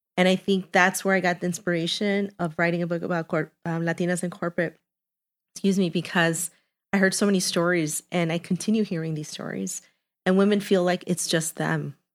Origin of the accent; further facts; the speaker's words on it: Chicago, Illinois, United States; I am half Colombian, half Mexican, born and raised in Chicago in Little Village